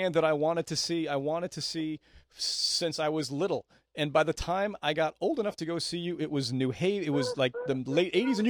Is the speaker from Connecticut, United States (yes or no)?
yes; New London, Connecticut, United States; I grew up in the other end of the state of Connecticut. I grew up in New London.